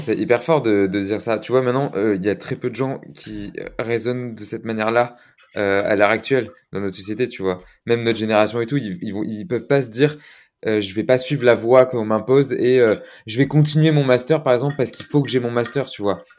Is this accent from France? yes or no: yes; Gironde, Nouvelle-Aquitaine, France; je viens de Gironde